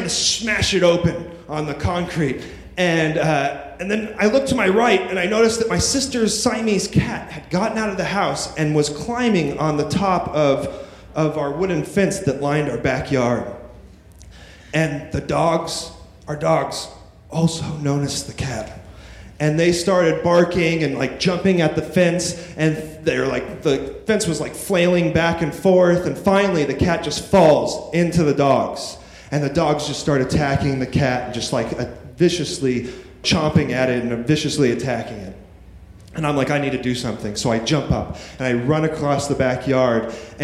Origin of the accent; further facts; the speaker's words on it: Apple Valley, California, United States; moved away as an adult; now in New York City, United States; I grew up in the Mojave Desert.